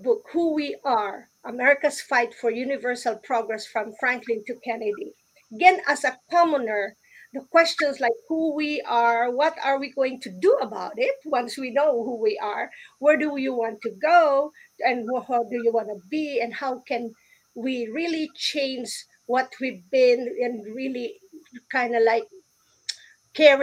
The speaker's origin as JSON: {"language": "English", "country": "Philippines", "tie": "born or raised there", "said": "I grew up in the Philippines"}